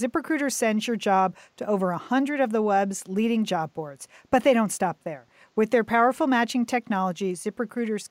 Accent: Pasadena, California, United States; I'm from Pasadena

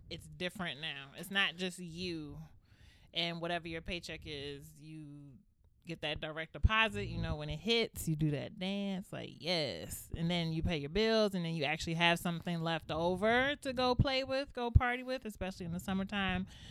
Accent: Largo, Maryland, United States; also born or lived in Northeast Washington, D.C.; I'm from Upper Marlboro. Then they say, what part of Upper Marlboro? Then you be like, Largo.

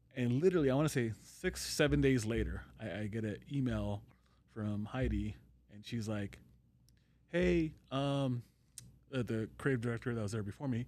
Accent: California, United States; moved away as an adult; also born or lived in Long Beach / Orange County; now in Las Vegas, United States; I'm born and raised in California.

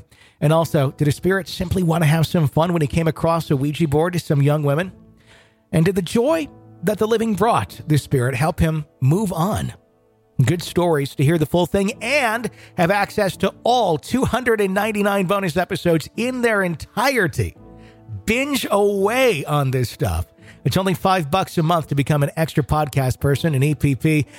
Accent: Arkansas, United States; moved away as an adult; now in North Carolina, United States; We moved from my home state of Arkansas to North Carolina at the very end of 2013.

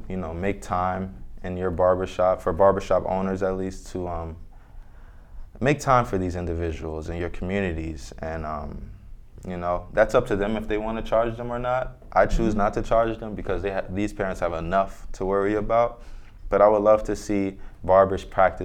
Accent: Orange, New Jersey, United States; I grew up in Orange, New Jersey

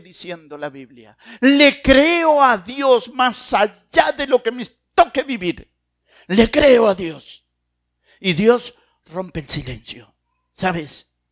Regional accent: Argentina; como buen argentino

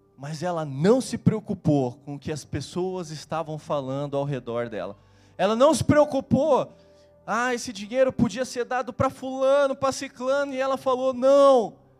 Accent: Curitiba, Paraná, Brazil; eu sou de Curitiba

